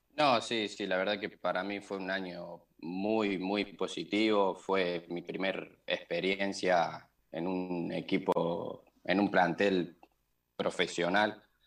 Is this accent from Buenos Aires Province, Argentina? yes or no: no; Córdoba, Argentina; moved away; soy de Córdoba